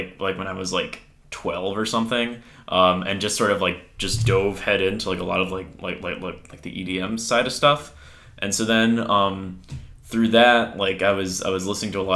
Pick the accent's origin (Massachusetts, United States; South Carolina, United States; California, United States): Massachusetts, United States; Boston; I am from Boston